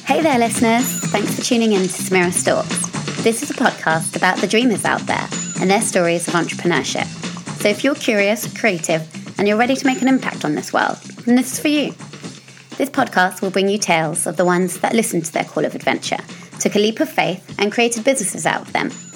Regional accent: United Kingdom; I'm British

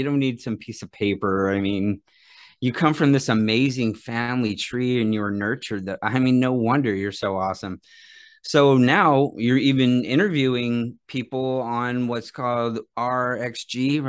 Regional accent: Phoenix, Arizona, United States; I'm from Phoenix

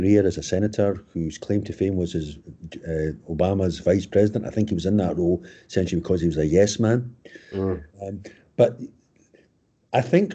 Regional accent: Scotland, United Kingdom; moved away as an adult; also born or lived in United States; I was from Scotland

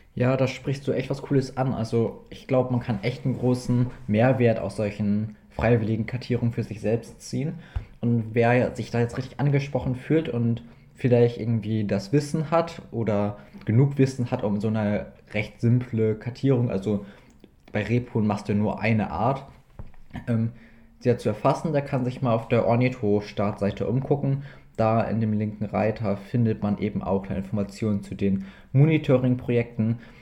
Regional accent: East Frisia, Lower Saxony, Germany; bei uns in Ostfriesland

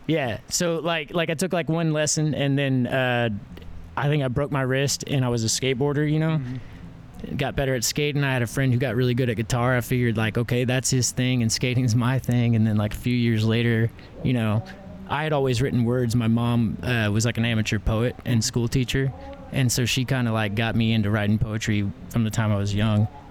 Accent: Fort Worth, Texas, United States; also born or lived in Johnson County, Texas; I was born in Fort Worth

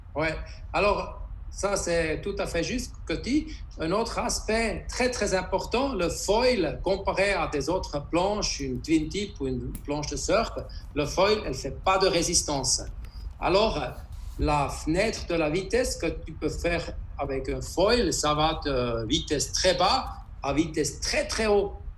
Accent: Interlaken, Bern, Switzerland; Je suis de Interlaken en Suisse

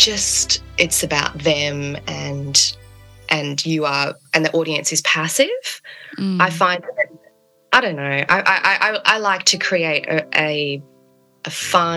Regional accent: Sydney, New South Wales, Australia; also born or lived in New Zealand; Born in New Zealand, raised in eastern suburb Sydney

